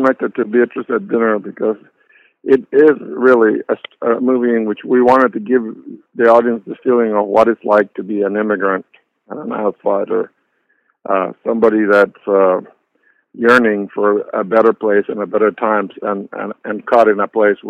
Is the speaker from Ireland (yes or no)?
no; Puerto Rico; accent: mix of Peruvian Spanish; I identify myself as Puerto Rican, but with the caveat that when I grew up there, people didn't think of me as a Puerto Rican because of my accent.